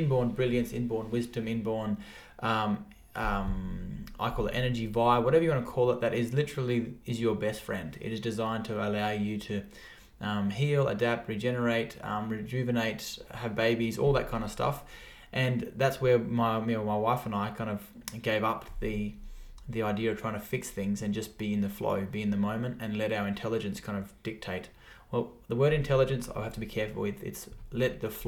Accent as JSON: {"language": "English", "town": "Alice Springs", "region": "Northern Territory", "country": "Australia", "tie": "born or raised there", "also_born_or_lived": "Geelong West", "moved": "yes", "lives_now": "Geelong, Australia", "said": "I was born and bred in Alice Springs, which is in the heart of Australia."}